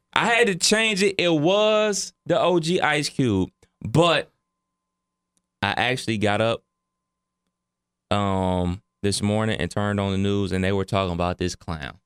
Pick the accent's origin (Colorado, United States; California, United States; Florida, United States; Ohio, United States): Ohio, United States; Cleveland; my hometown of Cleveland, Ohio